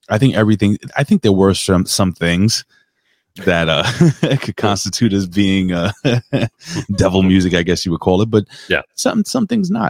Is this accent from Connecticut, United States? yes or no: yes; Connecticut, United States; Uh, I am from Connecticut.